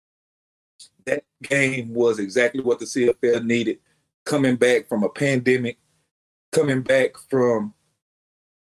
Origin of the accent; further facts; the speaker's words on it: Beaumont, Texas, United States; moved away; A couple of guys from my hometown, from Beaumont